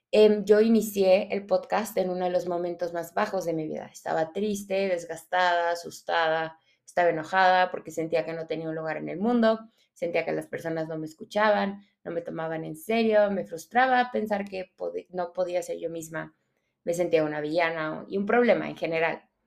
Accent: Venezuela; now in Mexico; yo soy venezolana. Llevo mucho tiempo viviendo en México, pero soy venezolana

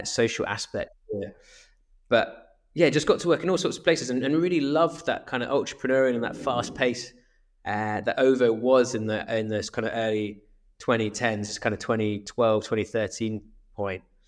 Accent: Swansea, Wales, United Kingdom; moved away as an adult; also born or lived in Exeter; I grew up in Swansea in South Wales

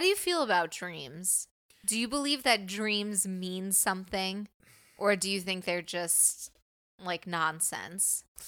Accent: New York, United States; I'm from New York

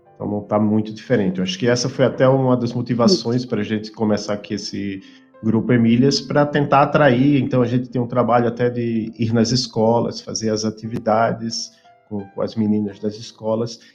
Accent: Maceió, Alagoas, Brazil; now in Curitiba, Brazil; Eu sou de Maceió, Alagoas

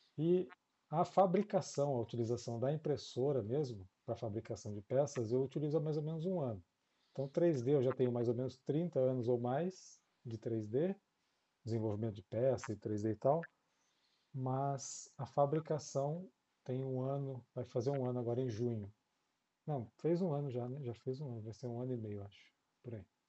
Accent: São José dos Campos, São Paulo, Brazil; now in Jacareí, Brazil; eu morava em São José dos Campos, é onde eu cresci. Eu nasci em São Paulo, mas cresci em São José

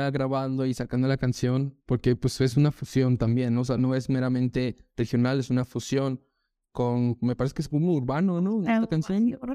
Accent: Mexico; pero como que nosotros como mexicanos no nos identificamos.

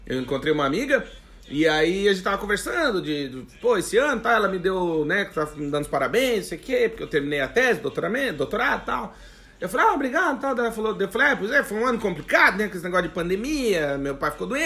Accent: Rio Grande do Sul, Brazil; Eu até tô tomando um chimarrão, porque porque sou gaúcho, né?

